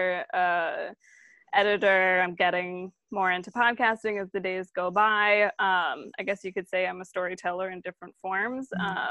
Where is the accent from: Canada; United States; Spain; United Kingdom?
United States; Maryland; now in New York, United States; I majority grew up in Maryland, though I was born in New York, like north of here